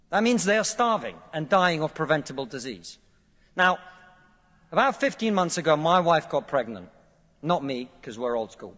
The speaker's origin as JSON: {"language": "English", "country": "Russia", "moved": "yes", "lives_now": "United Kingdom"}